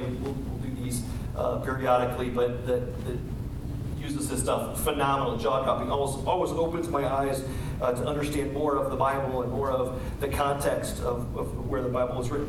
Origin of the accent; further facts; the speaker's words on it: United States; as American Christians